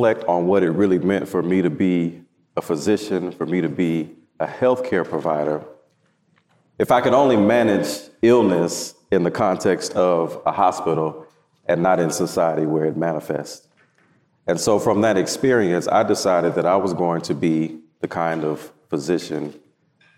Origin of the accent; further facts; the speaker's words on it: Houston, Texas, United States; I am from Houston, Texas, born and raised